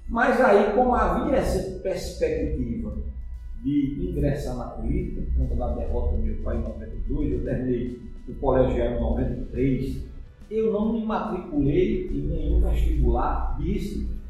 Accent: Arcoverde, Pernambuco, Brazil; eu sou filho natural de Arco Verde, nasci em Arco Verde, meu pai é contabilista, minha mãe dona em casa, sou uma família de mais três irmãos e fiz o meu colegial aqui em Arco Verde

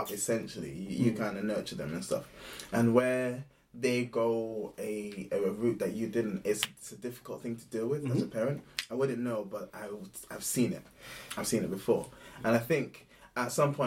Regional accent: Ghana; growing up in Ghana

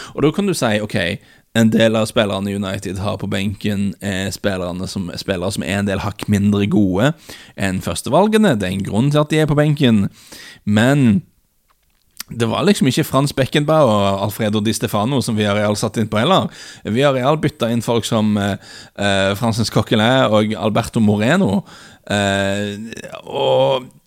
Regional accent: Norway

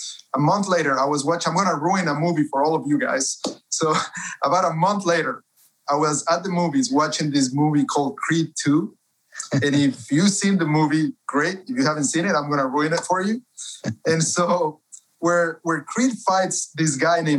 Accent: Cuenca, Azuay, Ecuador; moved away as an adult; now in United States; I was born and raised in Cuenca, Ecuador, been in the States for 11 years.

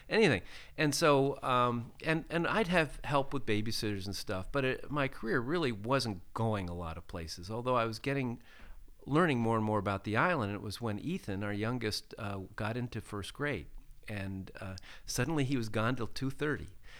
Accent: Pittsburgh, Pennsylvania, United States; I grew up in, uh, in Pittsburgh, Pennsylvania

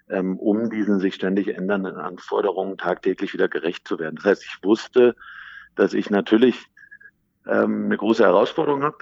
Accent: Berlin, Germany; ich bin aufgewachsen im schönen Berlin, äh, meine Heimat, schon mit der Familie häufig umgezogen, war dann lange im Ausland, habe auch im Ausland studiert.

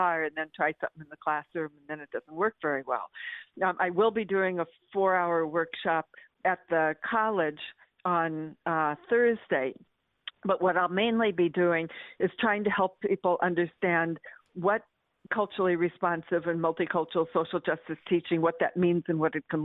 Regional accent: Medford, Oregon, United States; growing up in Medford, Oregon

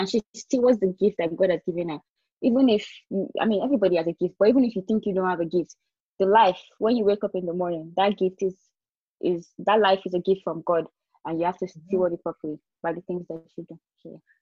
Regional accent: Nigeria; moved away as an adult; also born or lived in England; I was opportune to live outside of my country where I grew up in Nigeria

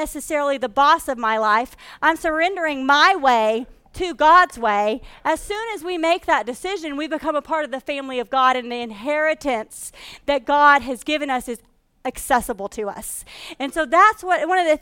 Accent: Texarkana, United States; I grew up in the South. I was raised in Texarkana

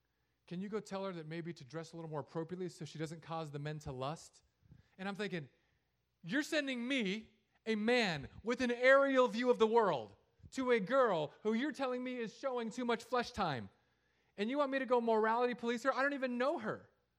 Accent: San Diego, California, United States; also born or lived in Hawaii / Los Angeles; because I grew up in San Diego, Hawaii, Los Angeles, and here. That's it. I've only lived in beach cities.

